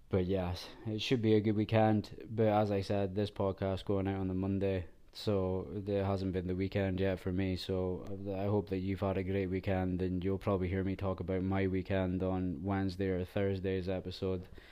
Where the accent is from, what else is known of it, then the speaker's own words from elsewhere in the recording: Scotland, United Kingdom; Being Scottish, we're just not built for the heat because it's so cold